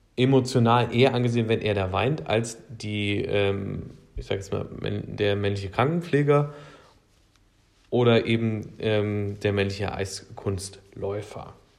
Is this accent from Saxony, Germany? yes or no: no; Thuringian Forest, Germany; Ich bin im Thüringer Wald aufgewachsen.